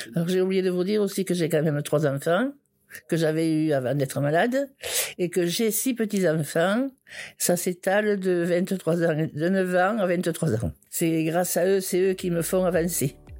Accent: Foix, Occitania, France; also born or lived in Toulouse; je suis née à Foix il y a 74 ans

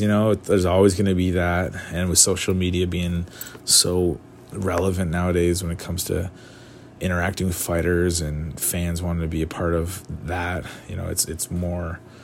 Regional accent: Canada; as a Canadian

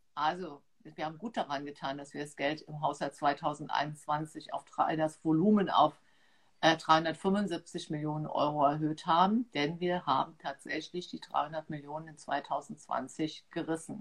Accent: Trier, Rhineland-Palatinate, Germany; moved away as an adult; now in Mainz, Germany; geboren bin ich halt in Trier, dort aufgewachsen

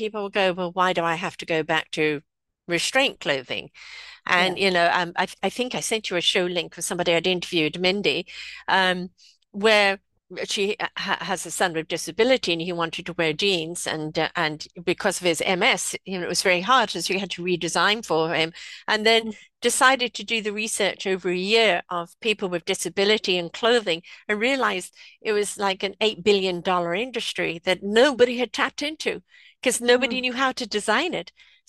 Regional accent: South Africa; now in United States; But I came from South Africa, which, you know, hot countries, right?

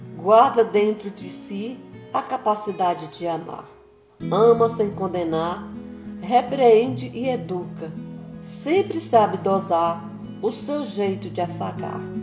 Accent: Maranhão, Brazil; now in São Paulo, Brazil; sou do estado do Maranhão, mas já moro há bastante tempo em São Paulo

